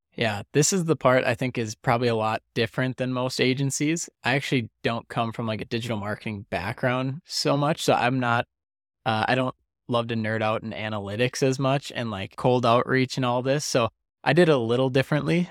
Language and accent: English; Detroit Lakes, Minnesota, United States; now in Arizona, United States; Detroit Lakes, Minnesota, which is where the, where the money's going and is my hometown